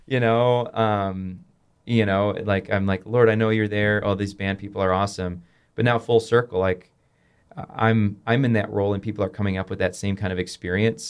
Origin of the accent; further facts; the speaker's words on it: Rockford, Illinois, United States; I grew up in Rockford, Illinois